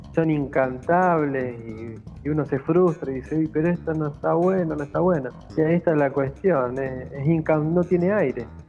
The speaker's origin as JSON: {"language": "Spanish", "region": "interior of Santa Fe", "country": "Argentina", "said": "yo soy del interior de Santa Fe"}